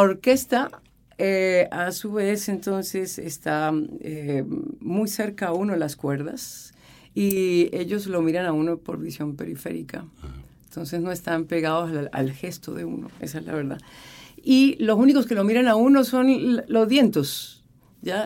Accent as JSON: {"language": "Spanish", "country": "Colombia", "moved": "as an adult", "lives_now": "Chile", "said": "había vivido en mi país"}